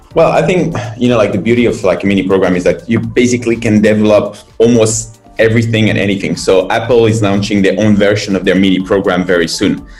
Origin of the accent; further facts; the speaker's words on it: France; moved away as an adult; now in China; I'm from France